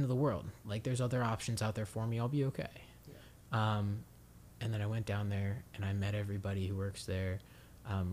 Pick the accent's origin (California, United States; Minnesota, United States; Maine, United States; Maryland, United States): Maryland, United States; Harford County; not too far from my hometown in Harford County, Maryland